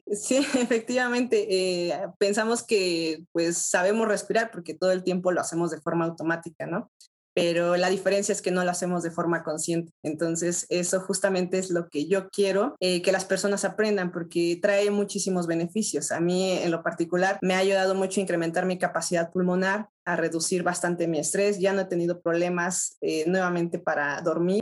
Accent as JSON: {"language": "Spanish", "country": "Mexico", "said": "soy de México, tengo 33 años"}